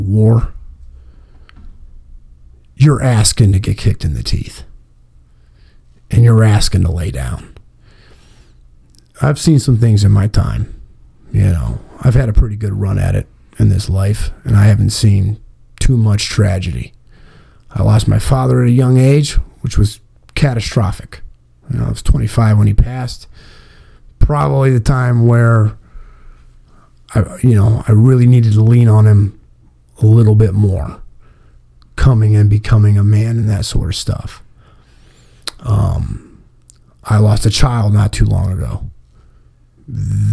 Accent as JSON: {"language": "English", "town": "Massillon", "region": "Ohio", "country": "United States", "said": "We're from Massillon"}